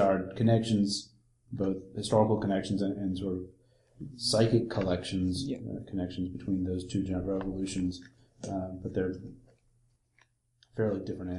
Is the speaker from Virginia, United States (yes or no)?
no; New York City, New York, United States; moved away as an adult; also born or lived in the South (US); I'm not from the South originally, I'm from New York City, and lived in the North for most of my childhood, but I went to university in the South.